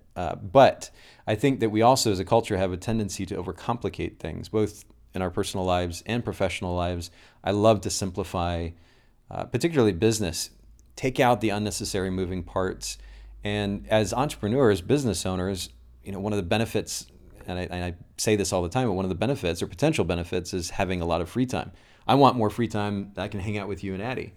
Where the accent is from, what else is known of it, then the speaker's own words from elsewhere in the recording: Kokomo, Indiana, United States; I'm originally from Kokomo, Indiana.